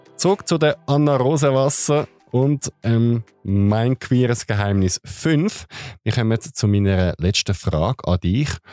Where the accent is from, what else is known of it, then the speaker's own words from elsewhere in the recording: Switzerland; als Schweizer